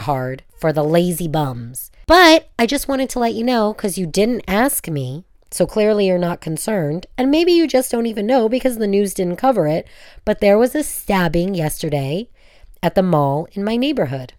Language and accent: English; United States; now in Israel; I'm American